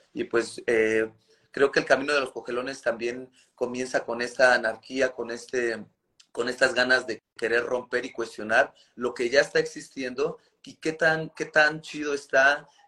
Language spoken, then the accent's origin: Spanish; Nezahualcóyotl, State of Mexico, Mexico; a nosotros nos toca nacer en la periferia de la, periferia de la Ciudad de México, eh, en el municipio de Nezahualcóyotl.